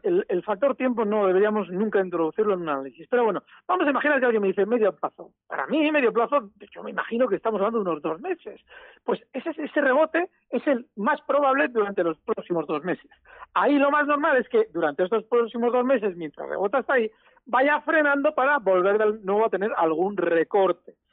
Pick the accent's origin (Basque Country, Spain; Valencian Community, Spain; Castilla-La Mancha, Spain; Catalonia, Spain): Basque Country, Spain; Biscay; aquí de Vizcaya, y los de Vizcaya pues somos muy del BBV y de Iberdrola